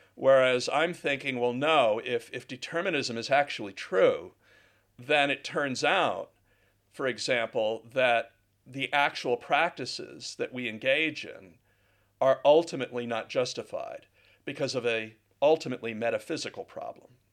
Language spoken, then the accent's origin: English; United States; now in Guildford, United Kingdom; I'm an American